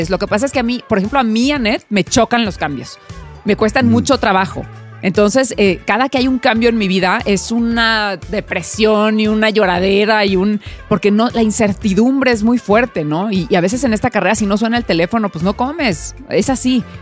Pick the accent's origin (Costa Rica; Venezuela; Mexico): Mexico; Mexicali, Baja California; O sea, soy de Mexicali, crecí en las calles y, la base era el tope cuando jugábamos a la Trice